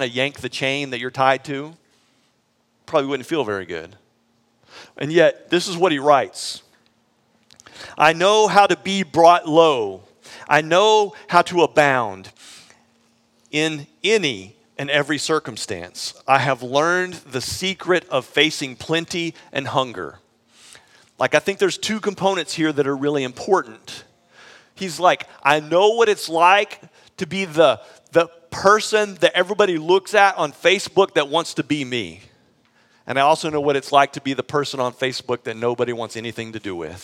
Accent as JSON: {"language": "English", "region": "Texas", "country": "United States", "tie": "born or raised there", "moved": "yes", "said": "I actually grew up in Texas, though I haven't lived in Texas until we moved to Austin in a really long time, but I grew up in Texas"}